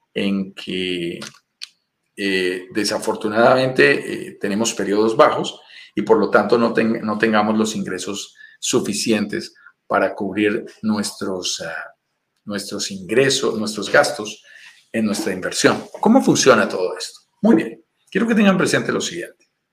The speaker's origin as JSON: {"language": "Spanish", "region": "Bogotá", "country": "Colombia", "tie": "born or raised there", "also_born_or_lived": "Tulum, Mexico", "accent": "Colombian", "said": "Soy nacido en Bogotá, Colombia, en una zona montañosa de los Andes"}